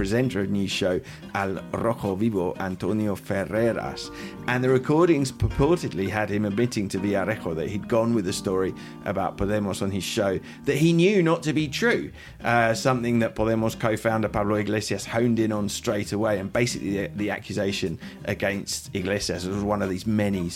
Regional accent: United Kingdom; now in Madrid, Spain; I'm a British journalist based in Madrid

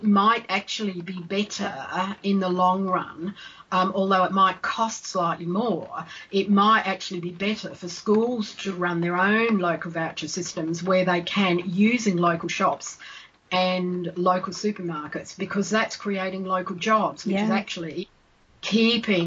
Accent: Australia; now in United Kingdom; I'm Australian

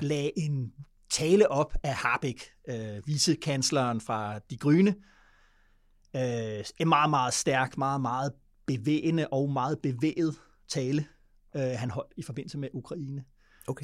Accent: Denmark; som dansker

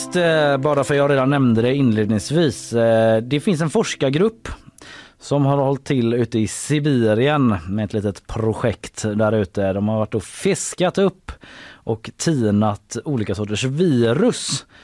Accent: Gothenburg, Västra Götaland, Sweden; på våran gård uh i Haga där jag växte upp då

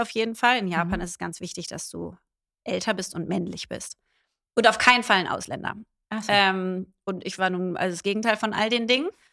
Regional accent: Berlin, Germany; ich bin Berlinerin

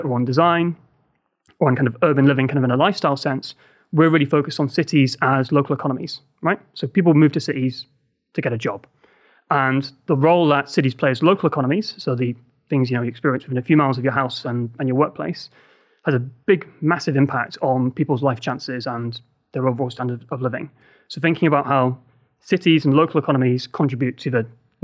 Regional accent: Liverpool, North West England, United Kingdom; I am from Liverpool. I grew up there

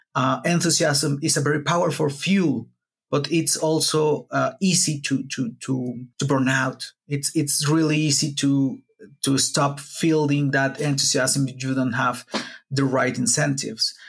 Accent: Puebla, Mexico; I'm not from Mexico City. I'm from Puebla, which is a city that's like a two-hour drive from Mexico City.

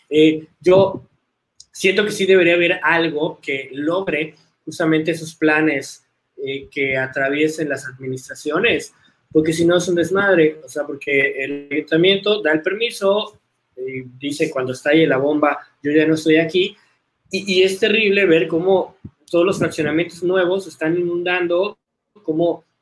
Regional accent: Yucatán, Mexico; a pesar de que soy yucateco, luego la gente me tacha de chilango

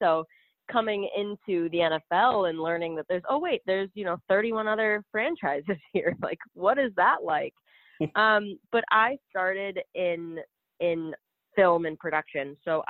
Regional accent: Boston, Massachusetts, United States; I'm a big Patriots fan, but it's because I'm from Boston. I'm from the area.

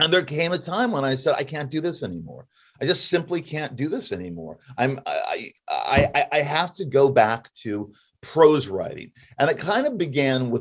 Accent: Los Angeles, California, United States; I grew up in Hollywood

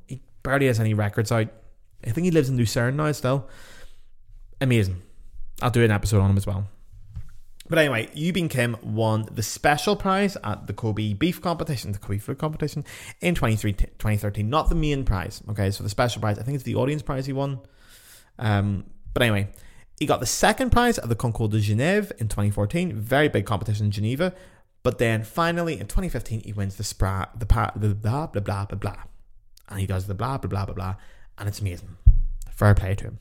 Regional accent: Ireland; I'm just Irish

